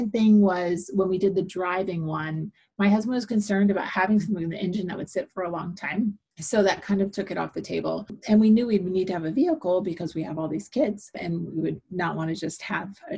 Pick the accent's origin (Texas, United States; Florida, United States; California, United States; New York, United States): Florida, United States; St. Petersburg; now in Valrico, United States; I'm born and raised Floridian. I was born in St. Petersburg, Florida